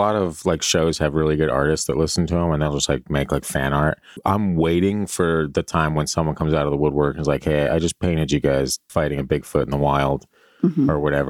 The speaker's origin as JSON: {"language": "English", "region": "Alberta", "country": "Canada", "said": "I was near the Rocky Mountains. I'm from Alberta, by the way."}